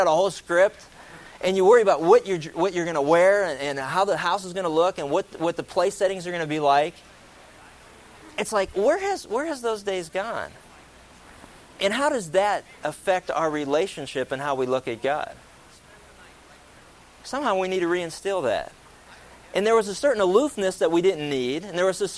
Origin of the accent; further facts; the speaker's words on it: East Coast, United States; I grew up on the East Coast